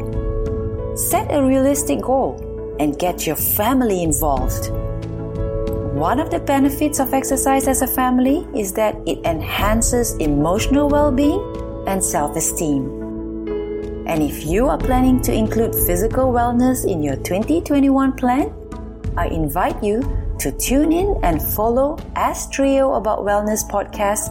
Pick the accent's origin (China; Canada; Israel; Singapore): Singapore; moved away as an adult; now in New York City, United States